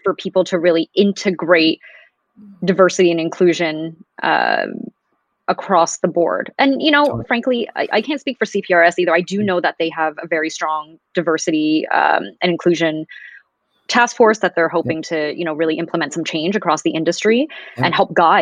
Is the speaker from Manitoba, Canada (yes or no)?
no; Toronto, Ontario, Canada; growing up in Canada